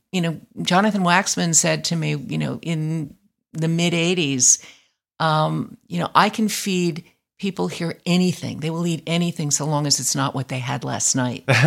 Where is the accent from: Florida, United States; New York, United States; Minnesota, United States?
New York, United States; moved away; also born or lived in Berkeley, California; I grew up in Greenwich Village